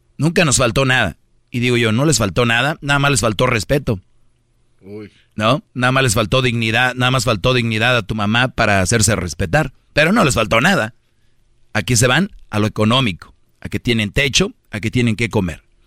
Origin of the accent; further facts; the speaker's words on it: Monterrey, Nuevo León, Mexico; soy de Monterrey